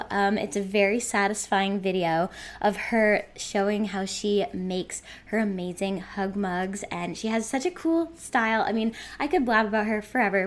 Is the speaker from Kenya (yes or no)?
no; United States; accent: American; in my American accent